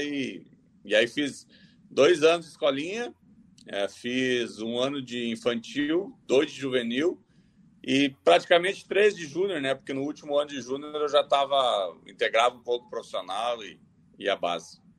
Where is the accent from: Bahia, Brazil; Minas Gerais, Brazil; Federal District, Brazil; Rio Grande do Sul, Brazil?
Rio Grande do Sul, Brazil; Gravataí; moved away as an adult; also born or lived in Curitiba / Natal / Maceió / Europe; Eu nasci em Gravataí, é, comecei no Grêmio com 13 anos, saindo aqui de Gravataí, pegando ônibus, indo, voltando